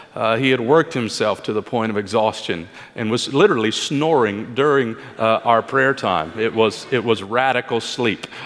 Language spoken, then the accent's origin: English; Kentucky, United States; moved away; my home state, actually, the great state of Kentucky